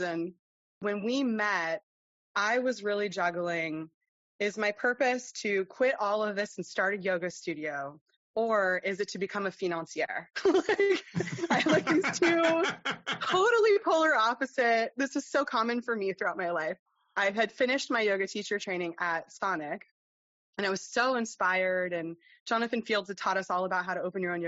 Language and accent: English; United States; moved away as an adult; now in Denmark; I am an American. I immigrated to Denmark when I was 28 years old